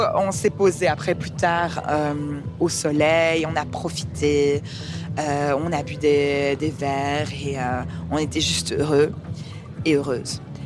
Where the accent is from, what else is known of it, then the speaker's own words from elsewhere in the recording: Liège, Wallonia, Belgium; also born or lived in Canada / England; now in Brussels, Belgium; je suis avant tout liégeoise